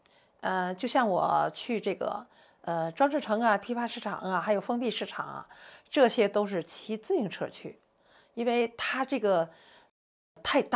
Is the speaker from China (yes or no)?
yes; Tianjin, China; ，我是天津人。我在退休之前呢，我是一名铁路系统的呃技术员工，我是三退义工。我从两千零五年到两千一九年。这个十四年当中，我走遍了天津大街小巷